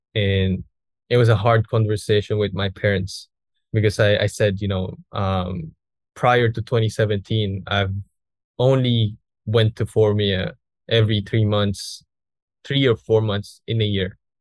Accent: Philippines; here in Philippines

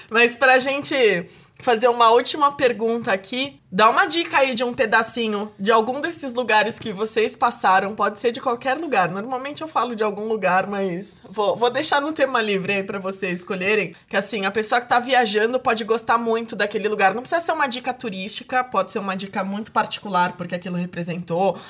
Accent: Santos, São Paulo, Brazil; moved away; Sempre vai ser minha terra e minha cidade do coração

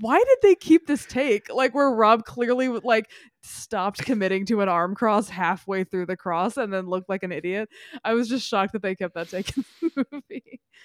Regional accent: Memphis, Tennessee, United States; moved away as an adult; Memphis, my hometown

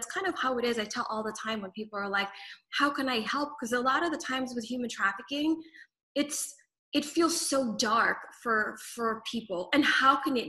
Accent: Philippines; moved away; I was born in the Philippines, so growing up, also my mom was a journalist and news anchor

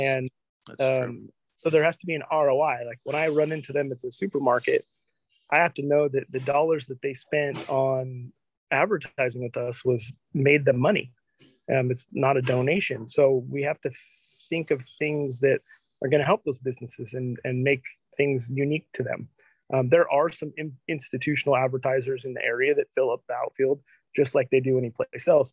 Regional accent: Olympia, Washington, United States; also born or lived in Aberdeen, Washington; I was originally from uh, born in Aberdeen, um, yes. and I grew up in Olympia

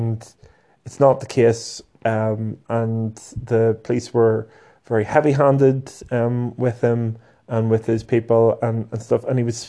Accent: Northern Ireland, United Kingdom; Here in Belfast

